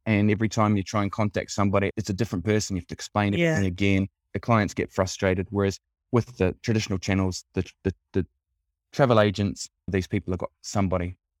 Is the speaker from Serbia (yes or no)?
no; New Zealand; accent: Kiwi; moved away as an adult; also born or lived in United Kingdom / Australia; now in Italy; I'm a Kiwi, clearly by my accent, but I've lived most of my adult life outside of New Zealand